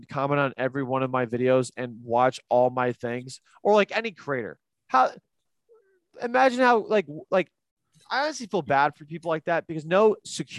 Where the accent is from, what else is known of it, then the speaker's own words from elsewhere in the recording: Cleveland, Ohio, United States; my fucking birth certificate says I live in Cleveland. Second off, I pay taxes and they go to Cleveland